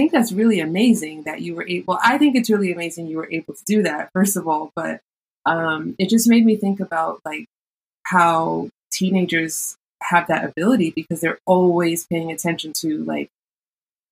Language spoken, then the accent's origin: English; New York City, New York, United States; I am from New York City